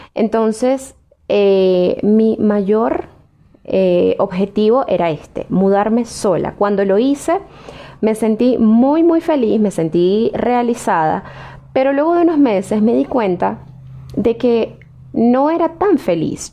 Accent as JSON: {"language": "Spanish", "country": "Venezuela", "tie": "born or raised there", "moved": "as an adult", "said": "Para mí, lo mejor de ser venezolana fue lo que viví en aquel momento en el que fui feliz, en el que estuve con mi familia, con mis amigos, eh, en el que estudié, me gradué"}